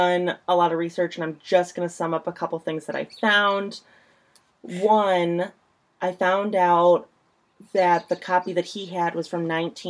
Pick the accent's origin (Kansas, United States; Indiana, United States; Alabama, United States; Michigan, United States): Indiana, United States; I'm from Indiana.